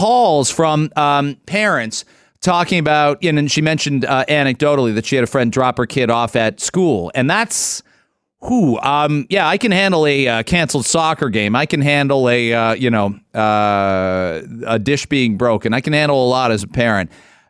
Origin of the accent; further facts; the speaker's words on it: London, United Kingdom; because it's my city. I grew up in London. I feel like I know every nook and cranny